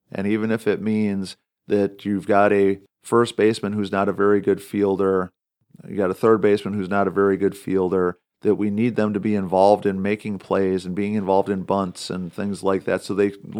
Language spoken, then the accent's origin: English; Wisconsin, United States; when I was growing up in Wisconsin.